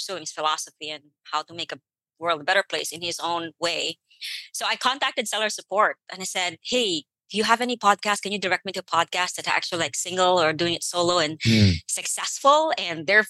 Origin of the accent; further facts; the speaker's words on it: Philippines; now in United States; I'm an immigrant to the United States. I came here from the Philippines.